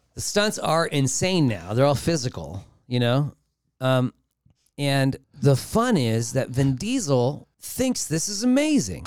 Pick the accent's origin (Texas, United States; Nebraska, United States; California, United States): California, United States; Los Angeles; growing up in Los Angeles